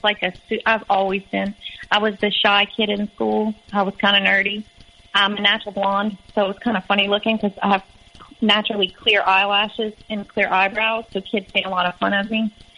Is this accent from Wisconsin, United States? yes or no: no; Louisiana, United States; moved away as an adult; I was from Louisiana